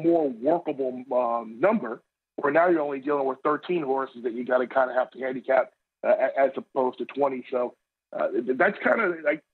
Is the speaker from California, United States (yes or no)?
no; Long Island, New York, United States; I grew up on Long Island.